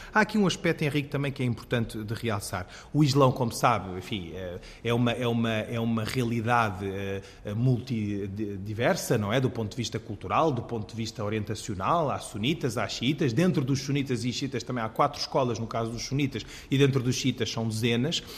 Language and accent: Portuguese; Portugal; eu, islâmico sunita, nascido e crescido em Portugal